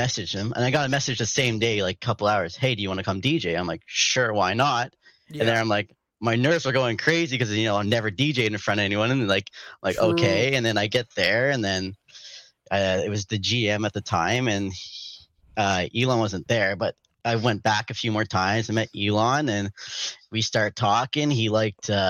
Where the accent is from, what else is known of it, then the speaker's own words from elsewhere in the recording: Ottawa, Ontario, Canada; I was actually born and raised in Ottawa. I've been living in Ottawa